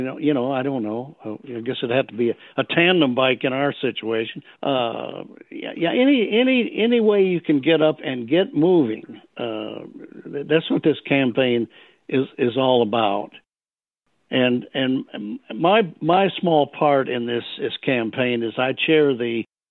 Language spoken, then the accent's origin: English; Michigan, United States; moved away; also born or lived in Nashville, Tennessee; I'm originally from Michigan. Many, many years ago, I moved to Nashville, Tennessee to get in the music business